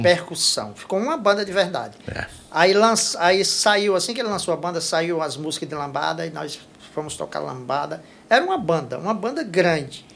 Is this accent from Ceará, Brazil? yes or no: yes; Jaguaretama, Ceará, Brazil; moved away as an adult; also born or lived in Limoeiro do Norte; now in Fortaleza, Brazil; A, a minha região, a região da Jaguaretama, não... Assim, na minha época, eu cheguei, eu saí de Jaguaretama em 86